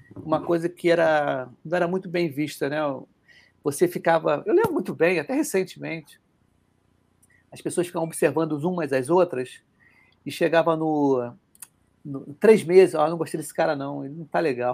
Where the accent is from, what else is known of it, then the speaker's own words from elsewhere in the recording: Rio de Janeiro, Brazil; accent: carioca; A gente que é carioca